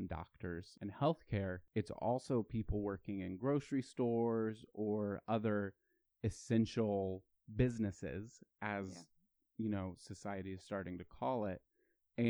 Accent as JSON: {"language": "English", "region": "Ohio", "country": "United States", "said": "we're all from Ohio. We love Ohio"}